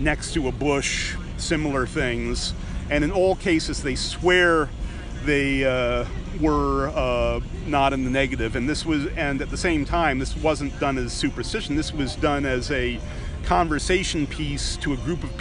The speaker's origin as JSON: {"language": "English", "region": "New England", "country": "United States", "tie": "born or raised there", "said": "growing up in New England"}